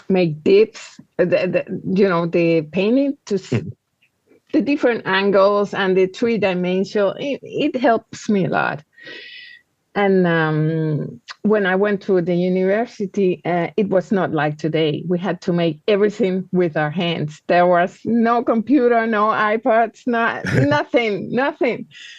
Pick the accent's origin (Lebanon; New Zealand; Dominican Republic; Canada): Dominican Republic; born or raised there; moved away as an adult; also born or lived in Paris, France